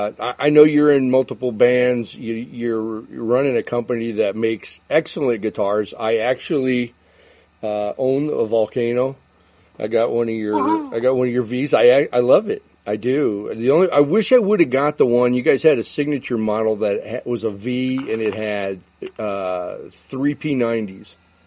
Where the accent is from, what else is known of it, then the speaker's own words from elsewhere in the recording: Chicago, Illinois, United States; I'm in the Chicago area.